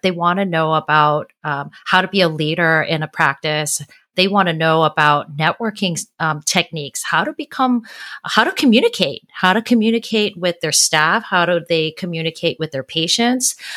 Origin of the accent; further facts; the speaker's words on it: Honolulu, Hawaii, United States; now in San Diego, United States; I am originally from Honolulu, Hawaii. I currently live in San Diego.